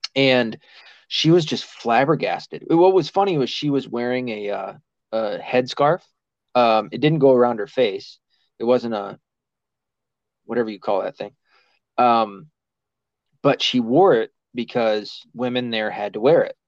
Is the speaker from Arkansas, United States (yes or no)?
yes; Mountain Home, Arkansas, United States; I was born in Mar- Mountain Home, Arkansas.